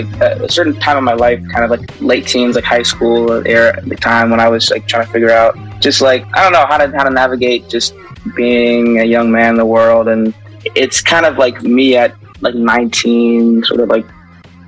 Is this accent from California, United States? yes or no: no; New York, United States; I'm from New York